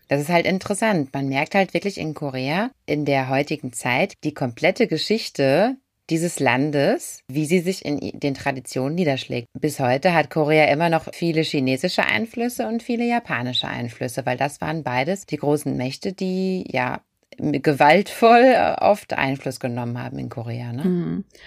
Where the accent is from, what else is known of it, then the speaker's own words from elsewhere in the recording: Germany; bei uns in Deutschland